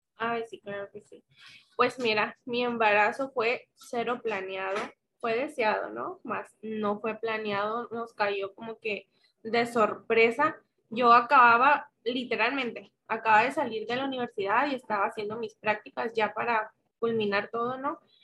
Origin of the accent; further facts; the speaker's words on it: Guasave, Sinaloa, Mexico; now in Culiacán, Mexico; soy originaria del municipio de Guasave, Sinaloa